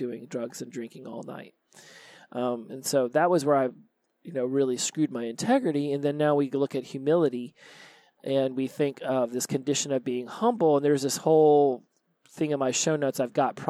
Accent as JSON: {"language": "English", "country": "United States", "said": "I'm from the United States"}